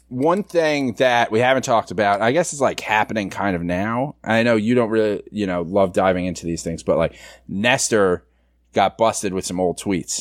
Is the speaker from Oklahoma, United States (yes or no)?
no; New York City, New York, United States; I grew up in the Bronx.